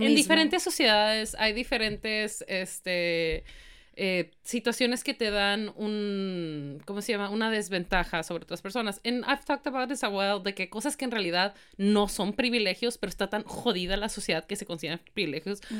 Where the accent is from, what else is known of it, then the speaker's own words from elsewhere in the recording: Mexico; por más mexicanos que somos, o sea, sí somos mexicanos